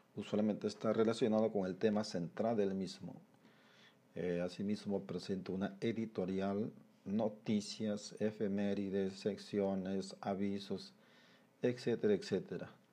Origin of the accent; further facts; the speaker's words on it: Peru; como peruanos